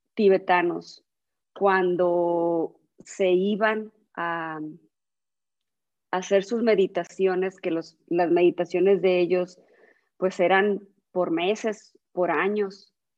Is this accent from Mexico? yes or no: yes; San Luis Río Colorado, Sonora, Mexico; also born or lived in Monterrey; nací aquí en San Luis Río, Colorado